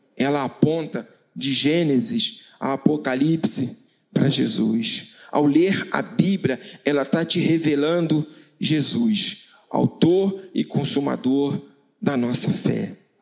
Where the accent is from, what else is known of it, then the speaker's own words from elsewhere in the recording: Paraíba, Brazil; eu sou paraibano